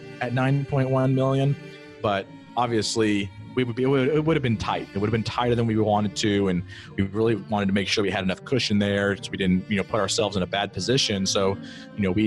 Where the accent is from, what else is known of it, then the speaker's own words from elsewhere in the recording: Greenville, South Carolina, United States; moved away as an adult; now in Columbia, United States; I'm from Greenville, South Carolina. I drove by this particular property, you know, for the 27 years that I was there